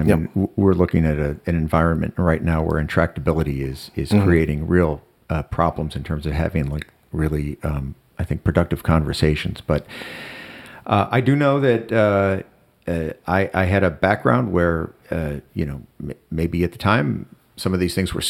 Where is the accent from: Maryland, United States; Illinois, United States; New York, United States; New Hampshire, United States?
Illinois, United States; Chicago; also born or lived in Ohio / New Jersey; In Chicago in the 60s, and, it's scary times. And, I've moved around a lot. I moved from Chicago to Ohio to New Jersey.